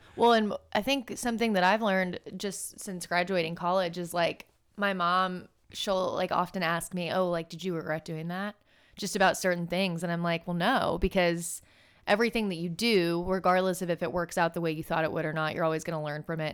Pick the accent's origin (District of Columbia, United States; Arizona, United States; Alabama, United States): Alabama, United States; Birmingham; moved away as an adult; also born or lived in Miami; me and my sister both growing up in Birmingham